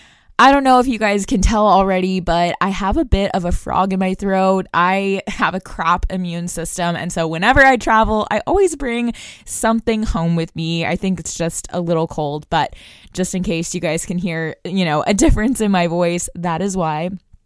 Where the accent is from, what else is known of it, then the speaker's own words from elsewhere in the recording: Brussels, Brussels-Capital Region, Belgium; I also attended an international school growing up in Brussels, Belgium, and it's that type of global perspective that I bring to the show.